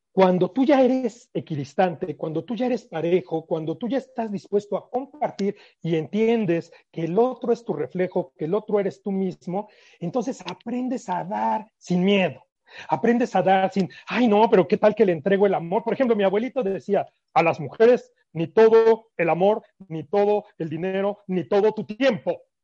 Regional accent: Mexico; ya saben cómo somos los mexicanos, somos muy románticos

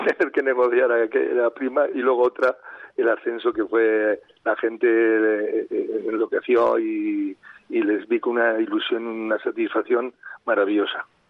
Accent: Miranda de Ebro, Castile and León, Spain; Yo soy nacido en Miranda, le sigo mucho al Mirandés

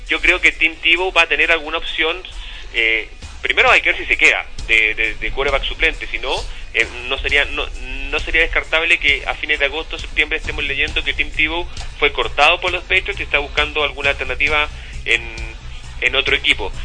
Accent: Chuquicamata, Antofagasta, Chile; also born or lived in Illinois, United States; yo me crié en Chuquicamata

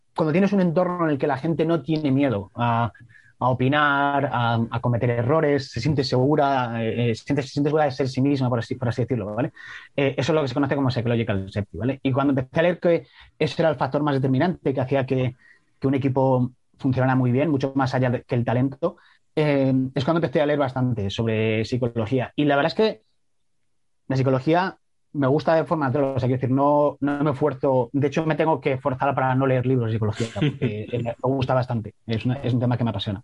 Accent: Salamanca, Castile and León, Spain; yo soy de Salamanca

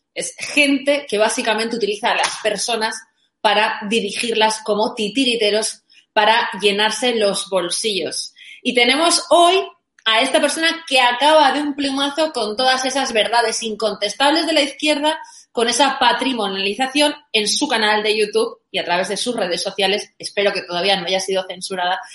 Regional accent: Valencia, Valencian Community, Spain; yo soy de Valencia

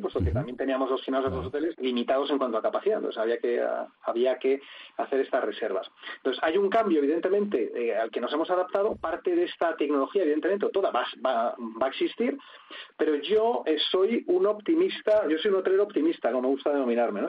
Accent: Spain; como además español

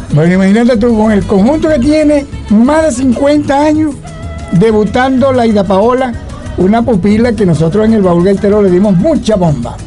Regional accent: Punto Fijo, Falcón, Venezuela; yo soy de aquí del Banco Obrero

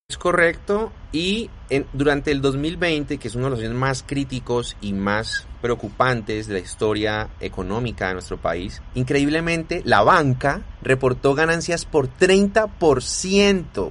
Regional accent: Colombia; nos ha estado oprimiendo como colombianos

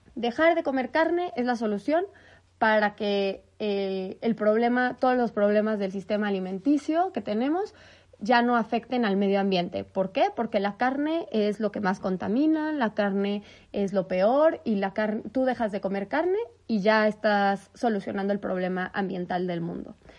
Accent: Mexico; nosotros, en México, que somos partes de Norteamérica

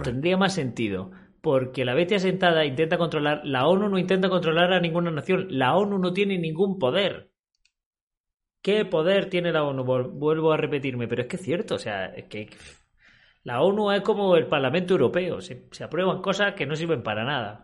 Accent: Spain; en mi país, en España

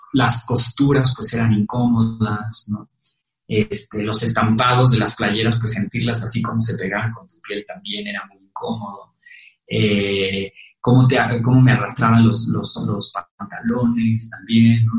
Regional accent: Mexico

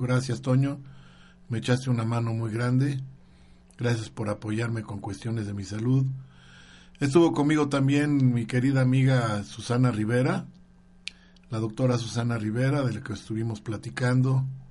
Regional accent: Guadalajara, Jalisco, Mexico; cuando era niño yo vivía en Guadalajara, Jalisco

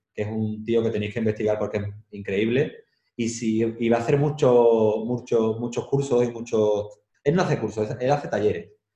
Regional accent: Andalusia, Spain; moved away as an adult; also born or lived in Madrid; now in Seville, Spain; Yo he tenido que viajar mucho para apreciar mi tierra

